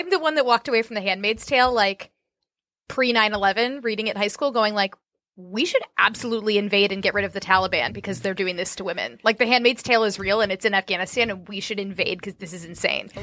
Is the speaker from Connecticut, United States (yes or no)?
no; Orlando, Florida, United States; moved away; Growing up in Orlando